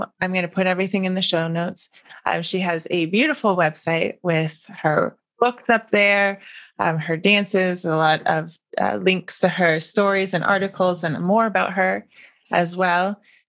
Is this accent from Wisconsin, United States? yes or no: yes; Wisconsin, United States; You know, growing up in Wisconsin, I mean, my dance was formal dance.